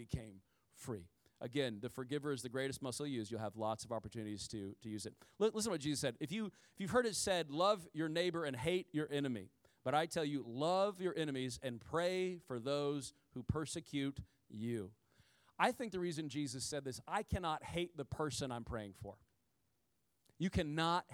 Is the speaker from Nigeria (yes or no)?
no; Midwest, United States; I'm from the country. I'm from the Midwest